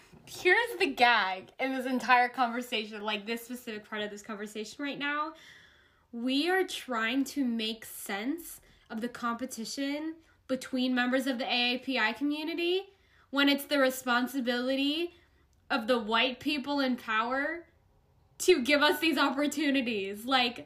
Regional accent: United States; I want to do things where I'm a Filipino American.

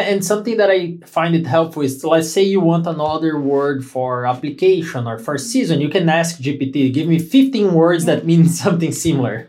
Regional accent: Brazil; English is a second language; moved away as an adult; now in United States; Brazilians, they tend to say, oh, this is great. This is very nice. But they're actually thinking it's not, but they don't want to hurt your feelings. You know, they they they do that a lot. We do that a lot.

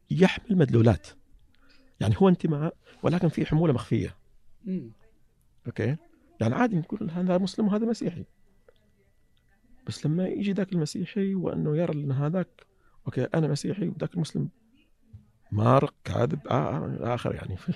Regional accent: Saihat, Eastern Province, Saudi Arabia; سيهات اي سيهات لهجتنا يقولون انها قريبه من لهجه اهل الكويت

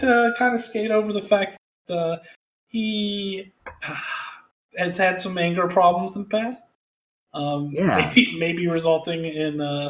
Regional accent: Plymouth, Indiana, United States; My hometown Plymouth High School.

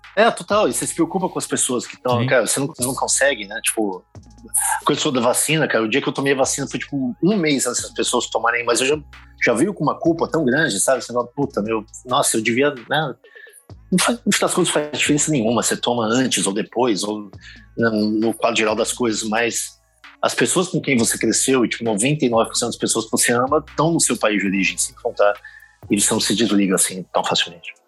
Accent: Brazil; moved away; enquanto brasileiro

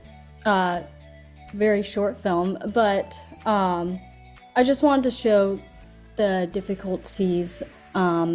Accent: California, United States; also born or lived in China; I was born in China, but I was raised in California

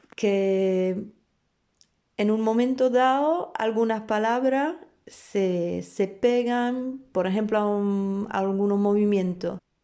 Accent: Warsaw, Masovian Voivodeship, Poland; Spanish is a second language; moved away as an adult; also born or lived in France; empecé a aprender el baile flamenco en mi ciudad natal, Varsovia

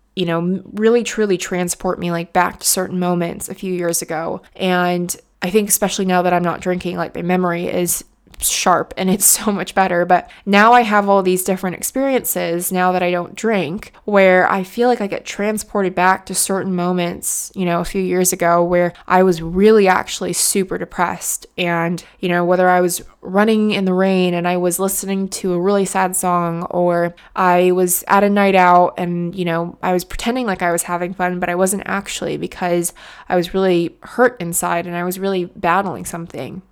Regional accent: United States; moved away as an adult; now in United Kingdom; being an American in the U K

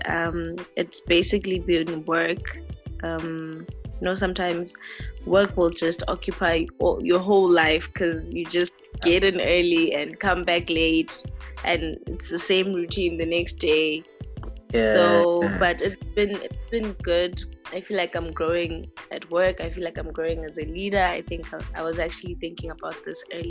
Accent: Soweto, Gauteng, South Africa; I was born and raised in Soweto

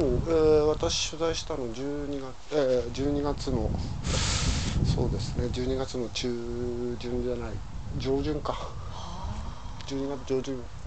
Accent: Ishikawa, Japan; moved away as an adult; now in Nagahama, Japan; 石川県の出身です

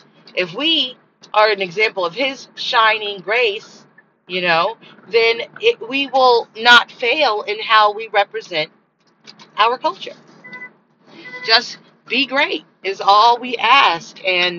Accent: United States; I'm American

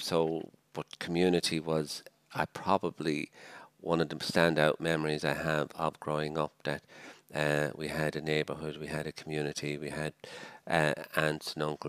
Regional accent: Dublin, Leinster, Ireland; moved away as an adult; also born or lived in Malawi; I'm a Dublin man

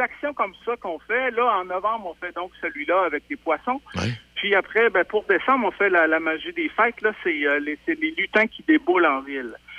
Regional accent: Beauce, Quebec, Canada; now in Écureuils, Canada; je suis beauceron d'origine, mais je suis maintenant rendu écurelois

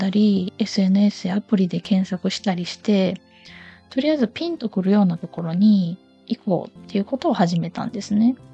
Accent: Osaka, Japan; 私は、生まれも育ちも大阪でして

